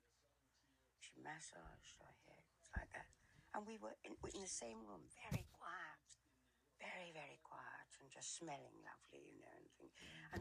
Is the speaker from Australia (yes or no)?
no; York, Yorkshire and the Humber, United Kingdom; I was at boarding school in York, which is my hometown